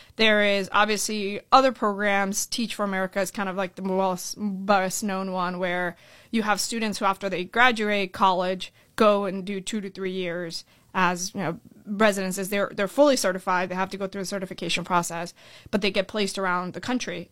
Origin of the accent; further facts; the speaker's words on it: Orlando, Florida, United States; also born or lived in Colombia / California; I was born in Columbia. Uh, my family came here when I was seven years old. We moved to Orlando, Florida, and that's kinda where I, I really grew up